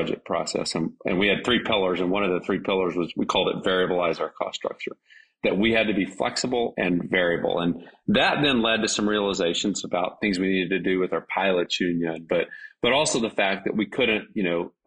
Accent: a small town near Dallas, Texas, United States; I grew up in a small town. It's now a big town, but a small town near Dallas.

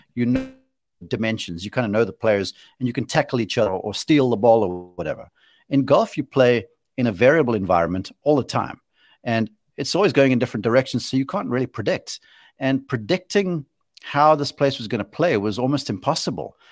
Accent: South Africa; I'm being a South African homer

